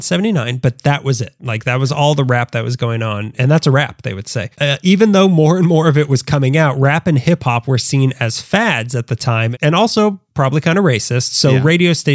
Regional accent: Texas, United States; But I'm from Texas.

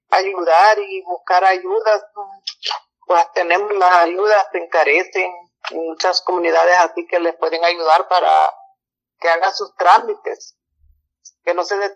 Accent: El Salvador; moved away; yo soy salvadoreña y pues he, venido

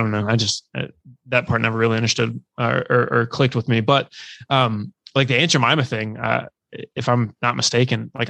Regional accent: South Carolina, United States; my home state, South Carolina

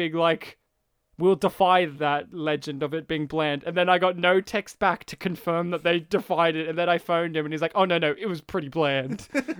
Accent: Kempsey, New South Wales, Australia; I come from the town where …, the rock musician, crashed his car.

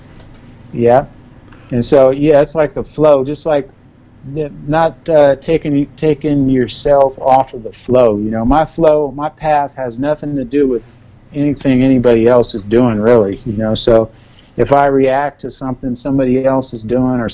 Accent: Los Angeles, California, United States; growing up in South Central, hearing helicopters and a lot of chaos going around

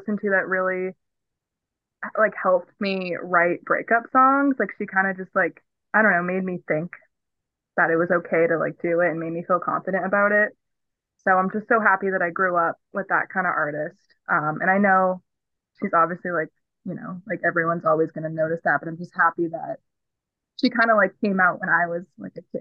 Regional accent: Haverhill, Massachusetts, United States; I'm from Haverhill, Massachusetts, and I'm an indie pop artist

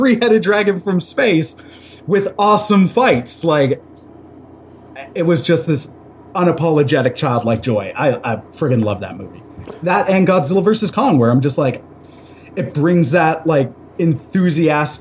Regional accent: Toronto, Ontario, Canada; we grew up in Toronto

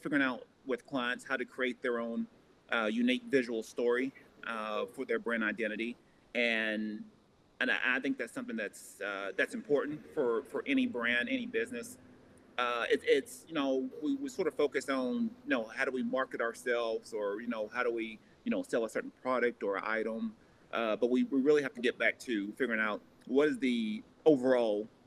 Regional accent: Tennessee, United States; moved away; a school back in my hometown in Tennessee

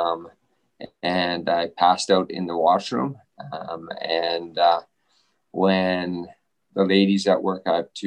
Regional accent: Southern Alberta, Canada; also born or lived in Kingston, Ontario / Spokane, Washington, United States; I live here in Lethbridge, and I grew up in Southern Alberta

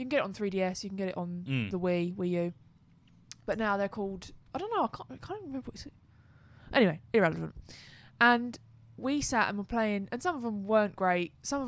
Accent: England, United Kingdom; we're so English.

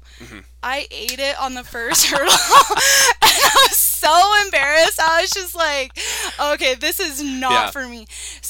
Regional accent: Carlsbad, New Mexico, United States; born or raised there

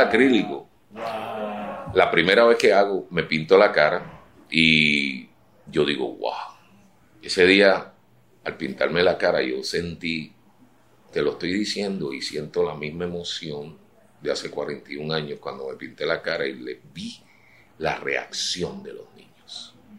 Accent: San Juan, Puerto Rico; me crié en Puerta de Tierra frente al, taller de arte del pintor Juan Rosado

